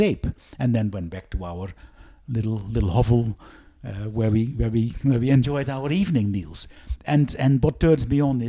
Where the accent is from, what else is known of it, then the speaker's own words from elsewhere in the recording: Netherlands; now in Western Australia, Australia; I grew up in the Netherlands, all flat.